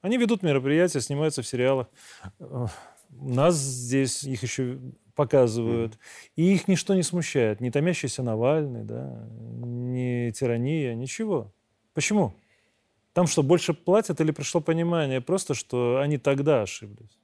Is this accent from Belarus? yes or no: yes; Belarus; Мы, белорусы